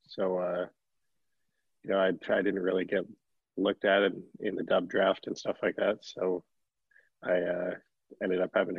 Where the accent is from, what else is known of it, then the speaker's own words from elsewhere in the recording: Calgary, Alberta, Canada; moved away; I'm from Calgary.